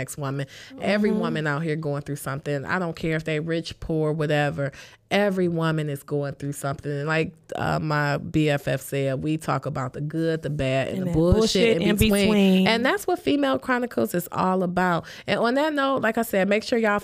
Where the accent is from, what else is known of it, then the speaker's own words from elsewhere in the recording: Detroit, Michigan, United States; I'm from Detroit